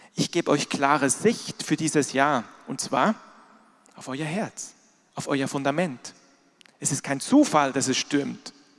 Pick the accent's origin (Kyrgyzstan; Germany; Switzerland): Switzerland; moved away; ich bin in der Schweiz groß geworden, da gibt es auch Berge. Ich bin aber nicht in den Bergen groß geworden, ich bin im Flachland groß geworden